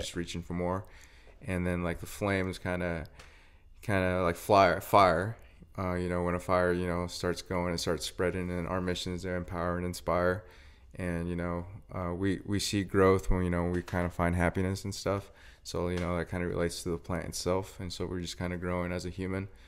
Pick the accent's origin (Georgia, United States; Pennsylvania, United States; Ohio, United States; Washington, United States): Washington, United States; Brewster; moved away as an adult; also born or lived in Wenatchee, Washington; now in Spokane, United States; I'm a twenty-four-year-old from, uh, Brewster, Washington